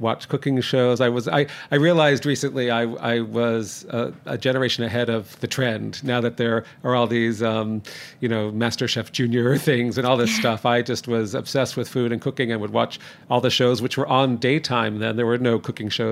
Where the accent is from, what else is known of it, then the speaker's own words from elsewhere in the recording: Toronto, Ontario, Canada; also born or lived in New Jersey; now in New York, United States; I grew up in Toronto.